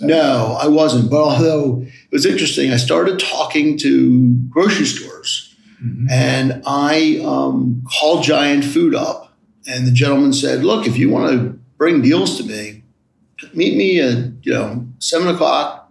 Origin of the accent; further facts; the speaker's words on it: Silver Spring, Maryland, United States; also born or lived in Washington, D.C. / Great Falls, Virginia / Boston, Massachusetts; Grew up in first part of my life in Silver Spring in Hillendale, Maryland, off of uh, New Hampshire Avenue